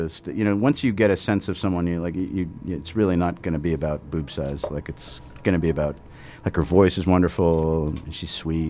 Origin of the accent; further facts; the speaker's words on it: Beverly, Massachusetts, United States; I grew up in Beverly on the North Shore, so we used to go to, like, the beach all the time.